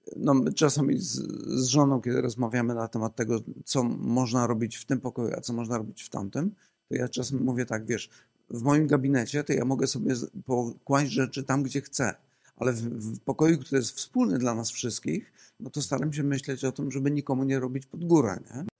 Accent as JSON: {"language": "Polish", "country": "Poland", "said": "my też jako Polacy"}